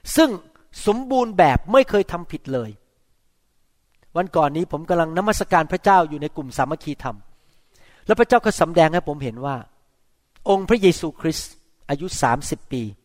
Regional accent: Thailand; ผมเล่นเตะฟุตบอลอยู่ที่โรงเรียนอสัมชัญตอนที่ผมอายุเจ็ดขวบหกขวบ

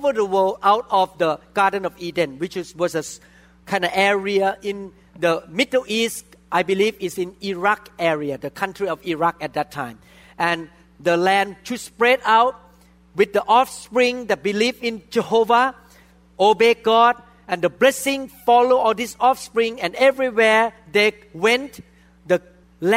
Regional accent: Thailand; even a person who was born in Thailand like me, by background, I'm from Thailand.

